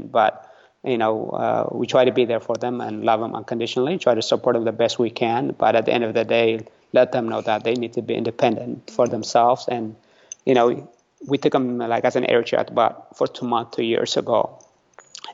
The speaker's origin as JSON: {"language": "English", "town": "San Diego", "region": "California", "country": "United States", "tie": "born or raised there", "also_born_or_lived": "Eritrea / Italy", "first_language": "Tigrinya", "second_language": "English", "said": "I grew up in San Diego"}